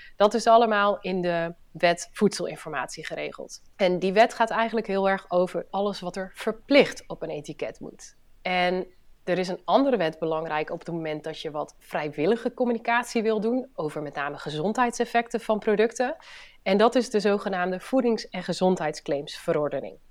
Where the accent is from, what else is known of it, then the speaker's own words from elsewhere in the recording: Friesland, Netherlands; now in Tegelen, Netherlands; ik ben Fries. Eh, en ben een oprechte Fries, dus ik eh, praat ook nog veel Fries met, eh, met familie en vrienden.